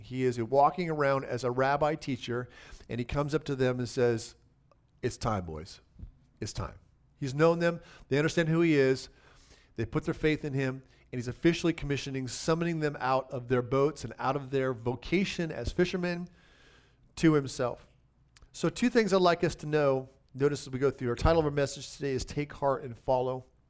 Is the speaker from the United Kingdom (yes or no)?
no; United States; I happen to be an American citizen